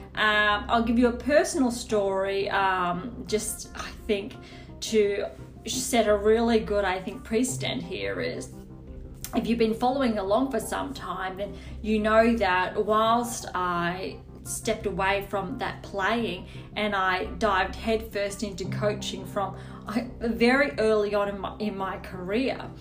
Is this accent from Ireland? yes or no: no; Australia; as an Australian